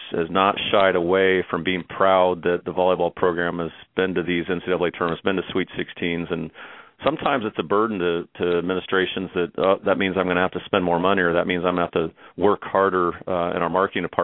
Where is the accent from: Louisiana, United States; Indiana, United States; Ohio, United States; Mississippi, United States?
Indiana, United States; Muncie; now in Louisville, United States; I grew up in Muncie